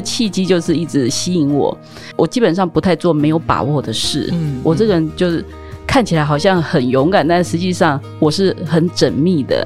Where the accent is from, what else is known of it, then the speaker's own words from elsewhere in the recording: rural Taichung, Taiwan; 我是在台中乡下长大的孩子嗯。但是呢，我们又是属于乡下里面的正职家庭，所以在我母亲当县议员的时候生下我